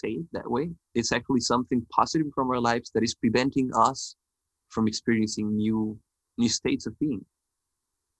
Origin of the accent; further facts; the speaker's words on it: northern Mexico, Mexico; I was born in Mexico